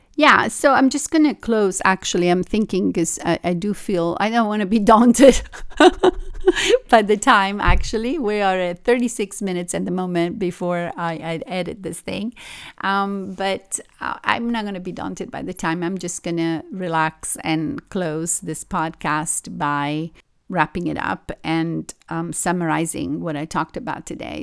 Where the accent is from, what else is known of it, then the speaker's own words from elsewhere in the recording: Italy; also born or lived in Tokyo / New York; now in Los Angeles, United States; I grew up in Italy